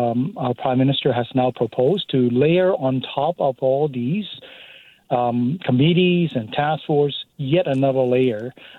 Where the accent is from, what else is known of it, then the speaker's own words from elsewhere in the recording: Canada; So, as a Canadian, I'm just flabbergasted.